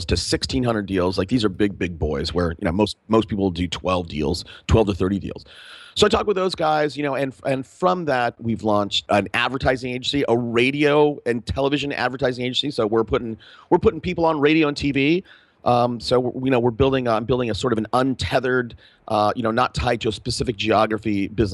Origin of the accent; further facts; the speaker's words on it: Fresno, California, United States; I grew up in Fresno